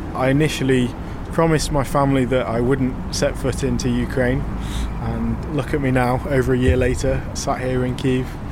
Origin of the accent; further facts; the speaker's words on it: United Kingdom; I'm a British documentary photographer